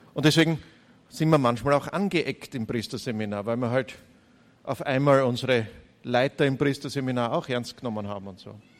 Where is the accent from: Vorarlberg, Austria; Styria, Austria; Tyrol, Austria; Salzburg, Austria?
Styria, Austria; Gleisdorf; accent: Styrian; now in Graz, Austria; Ich bin ein Steirer aus der Oststeiermark, aus Gleisdorf, geboren. 100 Meter neben der Volksschule, 250 Meter neben, der, neben dem Gymnasium aufgewachsen